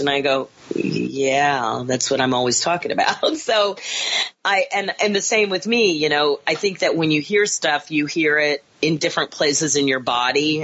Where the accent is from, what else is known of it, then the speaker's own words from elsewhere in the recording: Kansas, United States; moved away; also born or lived in Chicago; I grew up in Kansas